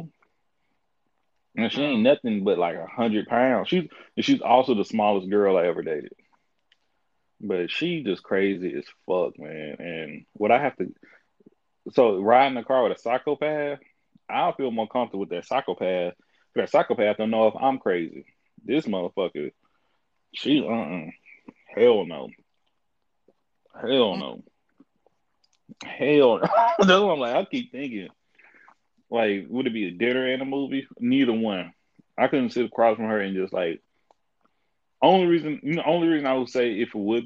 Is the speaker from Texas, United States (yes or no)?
yes; Tyler, Texas, United States; also born or lived in Houston; me being in Houston, it's not near my hometown. I used to meet complete strangers. And when they hear that I'm from Tyler